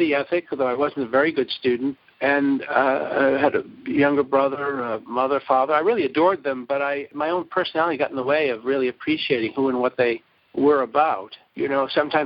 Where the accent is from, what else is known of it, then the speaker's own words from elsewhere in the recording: Brookline, Massachusetts, United States; I grew up in Brookline, Massachusetts